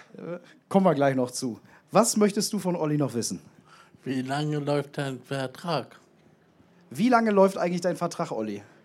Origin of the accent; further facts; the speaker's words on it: Bremen, Germany; now in Bielefeld, Germany; ich komme auch so aus deiner Ecke. Echt? Auch aus Bremen